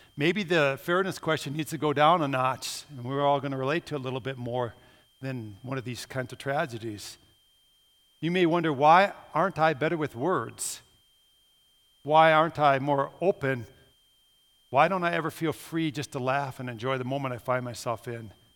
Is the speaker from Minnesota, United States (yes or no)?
yes; Minnesota, United States; moved away; I'm from Minnesota